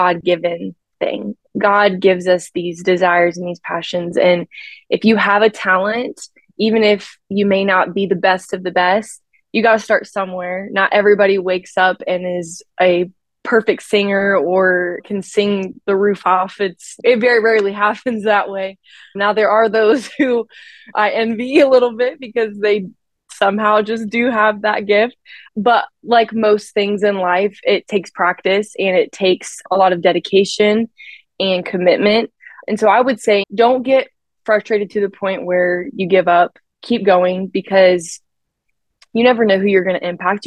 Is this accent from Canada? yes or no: no; Maryland, United States; moved away as an adult; now in Knoxville, United States; I am from Maryland